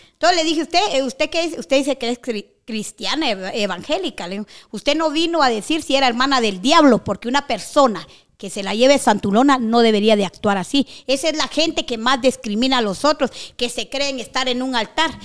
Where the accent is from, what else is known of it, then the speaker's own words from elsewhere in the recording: Guatemala; estoy en mi país, soy guatemalteca